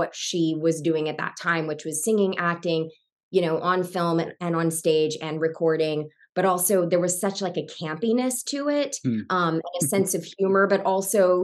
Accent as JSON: {"language": "English", "town": "Savannah", "region": "Georgia", "country": "United States", "tie": "born or raised there", "said": "I grew up in Savannah, Georgia"}